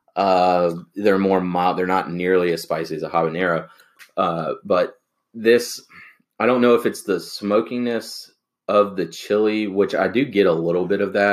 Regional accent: the South, United States; growing up in the South, where in the country where our water wasn't the best

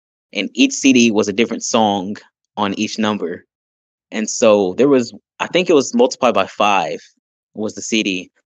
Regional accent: Wichita, Kansas, United States; also born or lived in Texas; now in near Austin, Texas, United States; I am a artist from Wichita, Kansas that moved out to Texas. I'm currently near Austin, Texas.

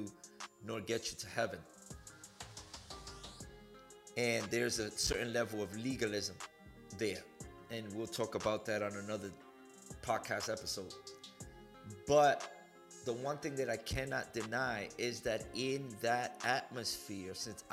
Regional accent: New York City, New York, United States; moved away as an adult; also born or lived in Massachusetts; now in Houston, United States; I was born in Harlem, New York in 1979, and I lived in New York until 2006

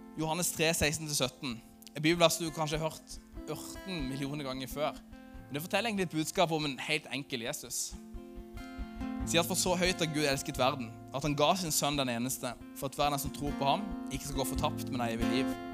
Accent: Lyngdal, Agder, Norway; i Lyngdal, der jeg kommer fra

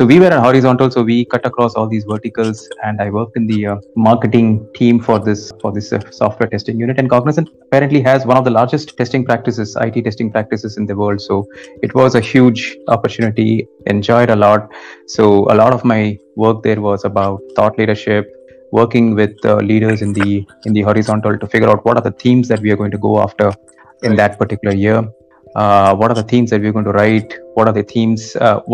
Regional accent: Kolkata, West Bengal, India; moved away as an adult; also born or lived in Mumbai / Hyderabad / Chennai; I was born in Mumbai, brought up in Kolkata, did all my studies in Kolkata

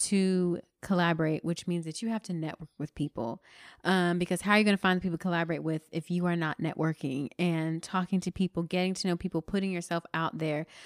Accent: Florida, United States; I'm from Florida

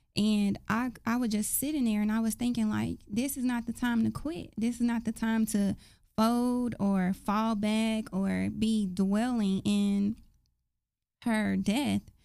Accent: Dallas, Texas, United States; I grew up in South Dallas, right off uh, Hatcher and Fraser Court projects

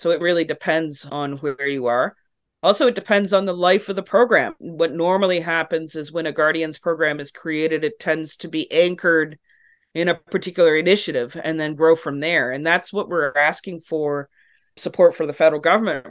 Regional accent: Canada

